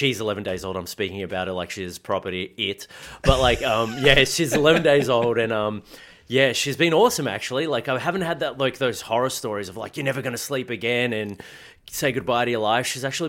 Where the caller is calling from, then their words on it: Melbourne, Victoria, Australia; I'm in Melbourne, Victoria, actually from home